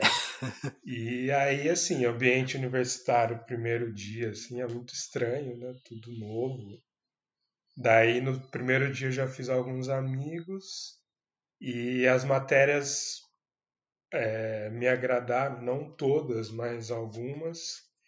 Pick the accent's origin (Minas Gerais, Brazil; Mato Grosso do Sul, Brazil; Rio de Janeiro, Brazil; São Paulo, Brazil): São Paulo, Brazil; Campinas; eu sou de Campinas, São Paulo